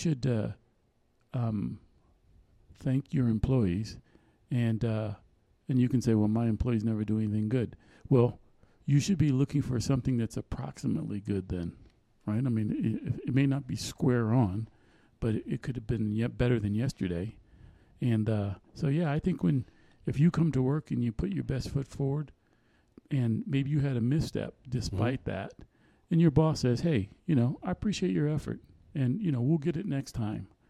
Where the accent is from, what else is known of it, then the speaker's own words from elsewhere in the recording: United States; we're from the United States.